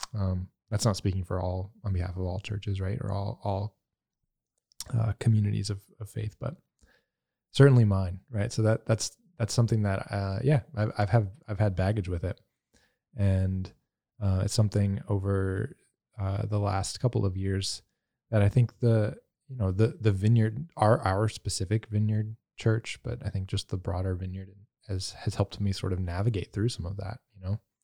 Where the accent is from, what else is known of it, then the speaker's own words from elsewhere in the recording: the South, United States; growing up in the South